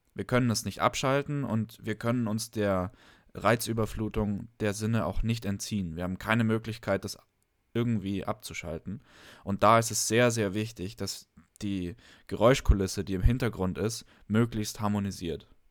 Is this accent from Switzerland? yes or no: no; Germany; bei uns in Deutschland